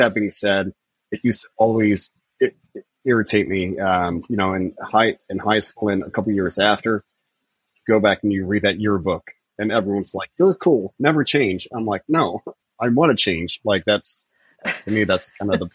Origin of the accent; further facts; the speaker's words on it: Midwest, United States; also born or lived in India; growing up in the Midwest, it's a very conservative mindset